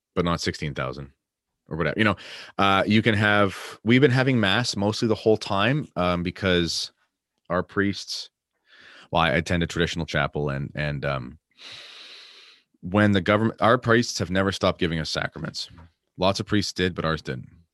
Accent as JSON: {"language": "English", "country": "Canada", "said": "I'm obviously Canadian"}